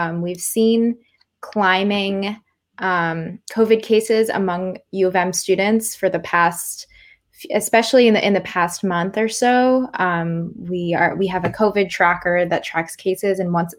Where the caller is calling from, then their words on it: Ann Arbor, Michigan, United States; Yeah, so I'm calling from Ann Arbor, University of Michigan.